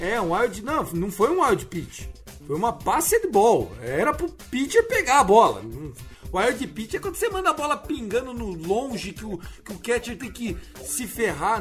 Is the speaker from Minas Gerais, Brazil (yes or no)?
no; São Paulo, Brazil; eu como paulista